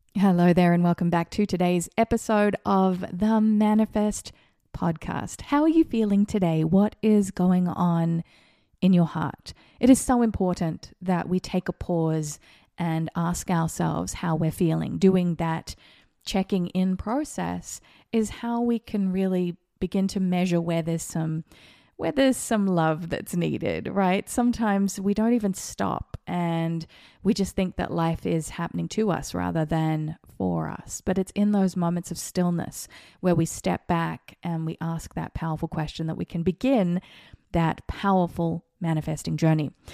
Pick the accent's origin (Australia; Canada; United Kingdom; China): Australia; now in Las Vegas, United States; I grew up in Australia